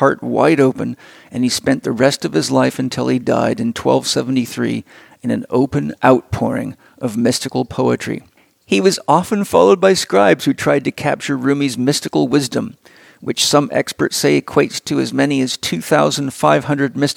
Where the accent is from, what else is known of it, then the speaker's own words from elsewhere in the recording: San Diego, California, United States; San Diego, my hometown